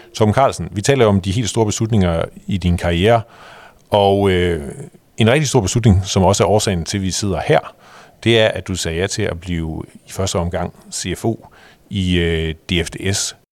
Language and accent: Danish; Jutland, Denmark; jeg kommer også derfra